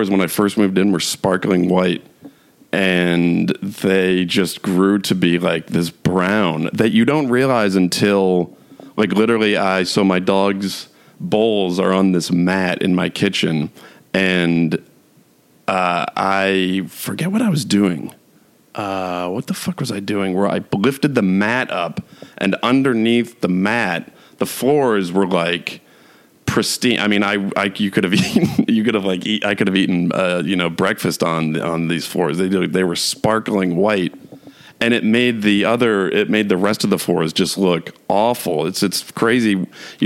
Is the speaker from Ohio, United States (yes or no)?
no; New York, United States; moved away; I'm from New York, and I lived in New York City for 6 years